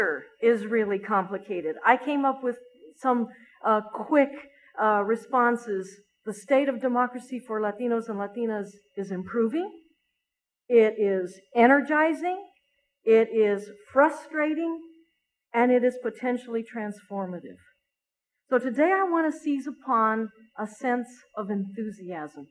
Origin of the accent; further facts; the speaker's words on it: Texas, United States; Texas my home state, my native state